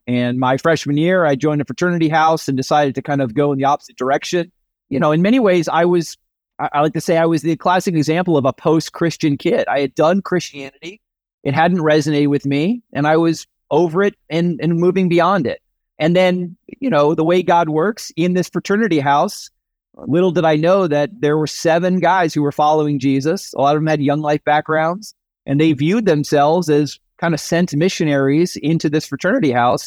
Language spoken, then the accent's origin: English; suburbs of New York City, United States; I grew up in the Northeast, the suburbs of New York City. From you know birth to high school graduation was up there.